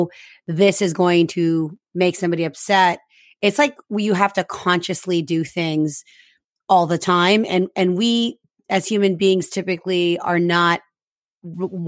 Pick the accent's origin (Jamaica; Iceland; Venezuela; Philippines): Philippines; moved away; also born or lived in Canada; I'm Filipino Canadian, born in the Philippines